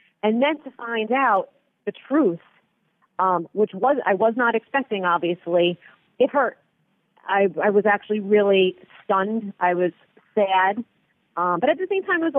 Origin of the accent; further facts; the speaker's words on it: East Patchogue, New York, United States; I said, East Patchogue